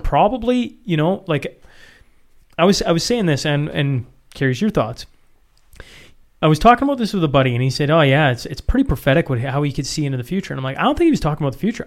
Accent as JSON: {"language": "English", "country": "Canada", "said": "as a Canadian citizen"}